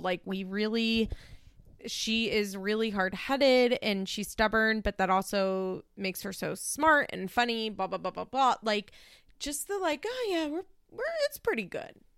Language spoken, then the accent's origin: English; Philadelphia, Pennsylvania, United States; accent: Philly; my Philly accent